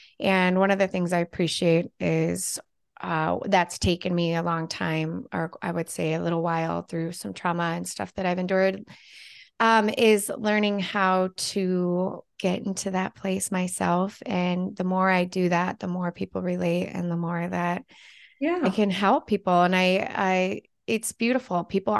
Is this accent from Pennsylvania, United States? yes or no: no; California, United States; moved away; Well, I'm the opposite. I grew up in California, but live in Minnesota.